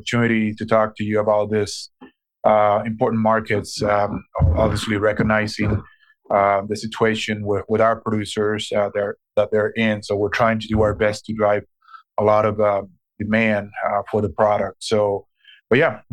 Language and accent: English; Puerto Rico; moved away as an adult; also born or lived in Dubuque, Iowa / Green Bay, Wisconsin; now in Des Moines, United States; I was born and raised in Puerto Rico, and I came to the mainland U.S. Back in 1997, where I went to school in Dubuque, Iowa